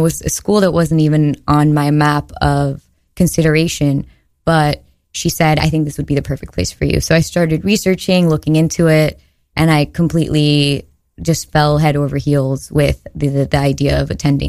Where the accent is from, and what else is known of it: Miami, Florida, United States; born or raised there; also born or lived in Boston / Mexico City